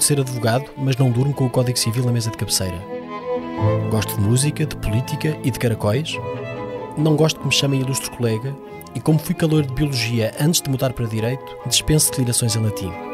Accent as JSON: {"language": "Portuguese", "town": "Coimbra", "region": "Centro", "country": "Portugal", "tie": "born or raised there", "moved": "as an adult", "lives_now": "Lisbon, Portugal", "said": "Nasci em Coimbra, onde tenho escritório e uma parte do coração, mas Lisboa adotou-me há mais de dez anos"}